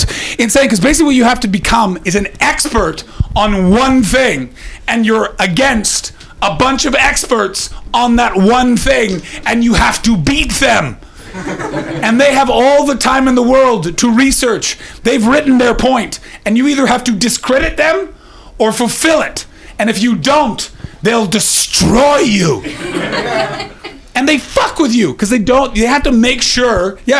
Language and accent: English; Canada; you guys can't tell, but I'm Canadian posh, and I was raised by academics